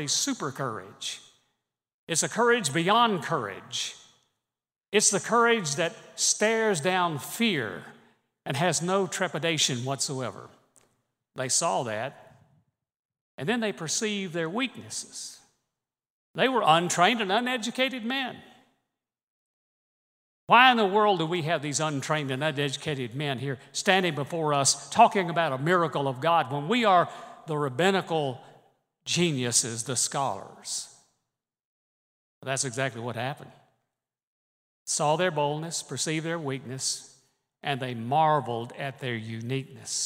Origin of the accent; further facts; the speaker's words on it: Birmingham, Alabama, United States; one little boy growing up in Birmingham, Alabama.